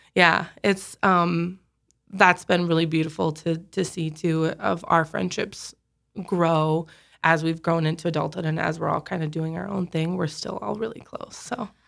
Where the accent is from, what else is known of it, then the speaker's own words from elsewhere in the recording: Sioux Falls, South Dakota, United States; I grew up in Sioux Falls.